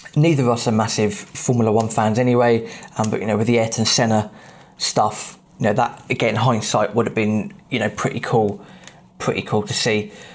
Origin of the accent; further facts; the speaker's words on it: England, United Kingdom; As an English football fan